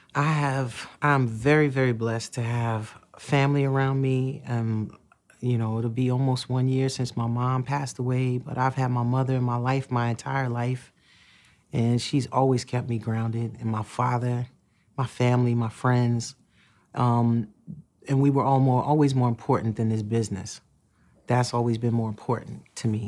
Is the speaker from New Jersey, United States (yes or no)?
yes; Newark, New Jersey, United States; also born or lived in Irvington, New Jersey / East Orange, New Jersey; I grew up in Newark, New Jersey, in Irvington and the East Orange